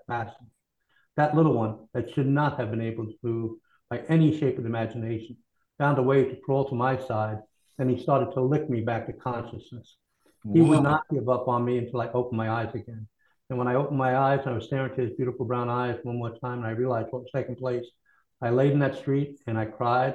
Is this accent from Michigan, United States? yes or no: no; Kentucky, United States; moved away as an adult; also born or lived in New York; I'm originally from Kentucky, and after school, I went to New York